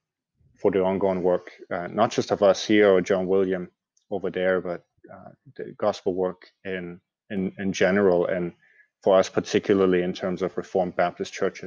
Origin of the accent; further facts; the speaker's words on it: Germany; also born or lived in Edinburgh, Scotland; now in Glasgow, United Kingdom; I'm originally from Germany